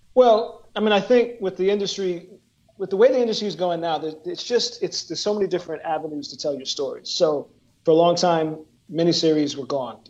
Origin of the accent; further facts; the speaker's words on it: Woodbury, Minnesota, United States; also born or lived in New Jersey; I moved to Minnesota